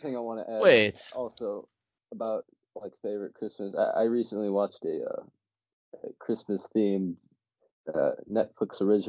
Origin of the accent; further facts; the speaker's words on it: Cleveland, Ohio, United States; Does the Garfcast audience know we're from Cleveland?